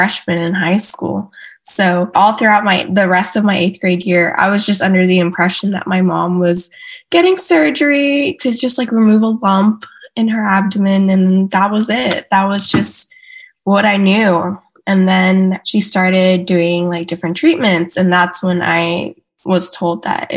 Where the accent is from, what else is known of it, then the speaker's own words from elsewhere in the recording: Houston, Texas, United States; also born or lived in Katy, Texas; I am originally from Houston, Texas, was born and raised